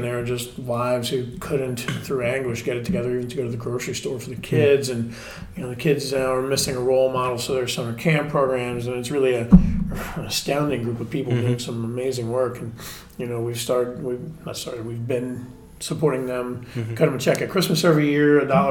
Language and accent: English; Key West, Florida, United States; moved away as an adult; now in West Palm Beach, United States; I was born and raised in Key West